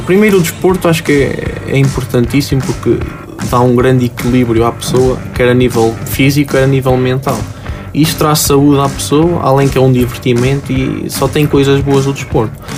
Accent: near Aguiar da Beira, Viseu, Portugal; moved away; joguei no, no, no Aguiar da Beia, que é uma, uma, uma vila próxima da minha terra

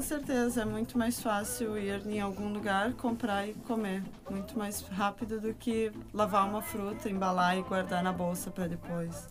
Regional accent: Rio Grande do Sul, Brazil; moved away as an adult; now in Portugal; sou brasileira do Rio Grande do Sul

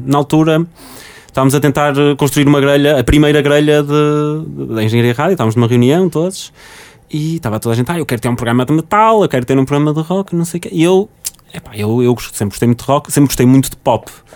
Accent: Porto, Norte, Portugal; sou do Porto

